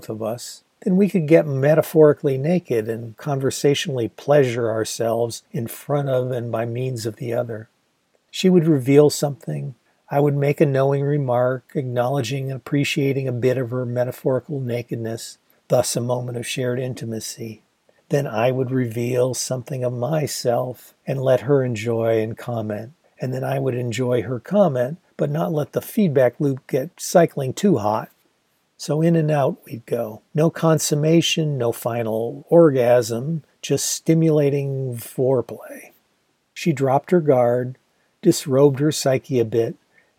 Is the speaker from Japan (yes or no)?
no; Ann Arbor, Michigan, United States; also born or lived in Kalamazoo, Michigan; my hometown in Ann Arbor